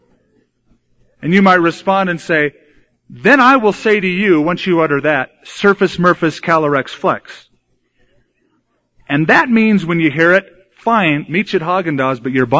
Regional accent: United States; we were raised in America. We speak English

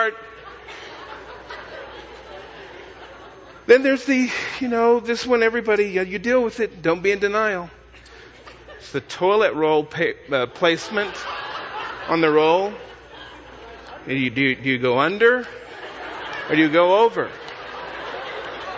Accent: Texas, United States; I come from Texas.

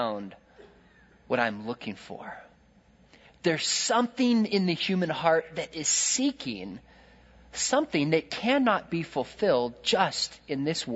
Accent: California, United States; I'm from California

